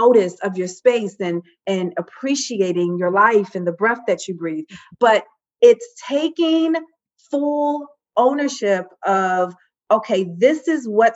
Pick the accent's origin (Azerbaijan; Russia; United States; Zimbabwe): United States; Baltimore, Maryland; I'm from Baltimore